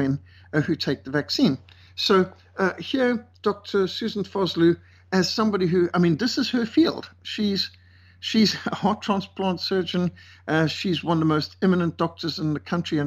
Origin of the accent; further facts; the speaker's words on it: Cape Town, Western Cape, South Africa; my hometown, Cape Town. This is just a couple of minutes from where I live